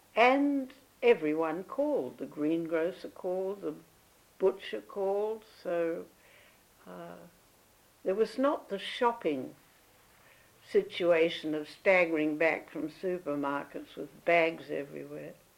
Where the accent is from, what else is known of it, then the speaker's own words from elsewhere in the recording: Perth, Western Australia, Australia; also born or lived in Melbourne; we spent about six months with Granny at uh, Richardson Avenue